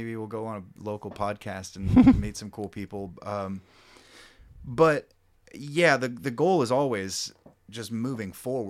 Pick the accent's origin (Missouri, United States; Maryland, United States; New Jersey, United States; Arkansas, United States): Missouri, United States; Kansas City; We're four dudes from Kansas City that like to play rock and roll.